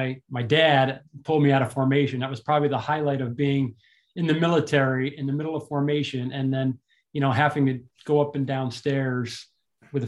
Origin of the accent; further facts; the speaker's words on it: Saratoga Springs, New York, United States; I grew up in Saratoga Springs, New York, just about 30 minutes north of Albany